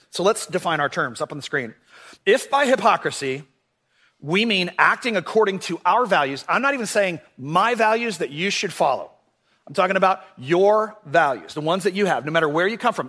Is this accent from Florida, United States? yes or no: yes; Orlando, Florida, United States; when I was a kid, uh, I grew up here in Orlando